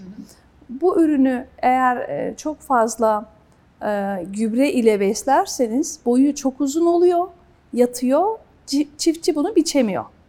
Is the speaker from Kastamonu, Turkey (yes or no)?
yes; Kastamonu, Turkey; ben Kastamonluyum.